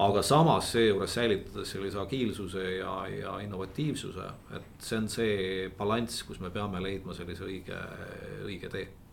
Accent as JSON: {"language": "Estonian", "area": "near Otepää", "region": "Valga County", "country": "Estonia", "tie": "born or raised there", "said": "ma olen maapoiss tegelikult, et üles kasvanud Otepää lähedal talukohas"}